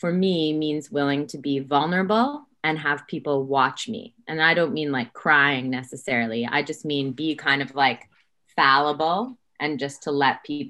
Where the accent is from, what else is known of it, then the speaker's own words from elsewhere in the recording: Saskatoon, Saskatchewan, Canada; moved away as an adult; also born or lived in Toronto; I am from Saskatoon, and after high school, I moved to Toronto